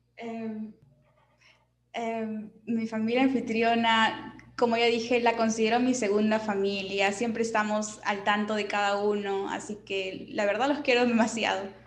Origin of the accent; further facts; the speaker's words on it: Ica, Peru; also born or lived in Michigan, United States; yo que vengo de Ica, literal un desierto